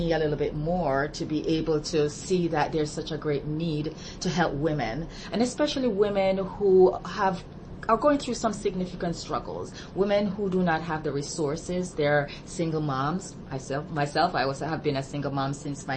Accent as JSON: {"language": "English", "country": "Jamaica", "moved": "as an adult", "said": "I'm from Jamaica originally, and I came here 30-odd years ago"}